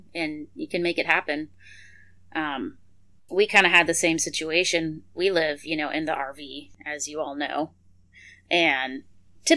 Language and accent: English; Montana, United States; now in South Texas, United States; we're from Montana, so we're used to a cool, short growing season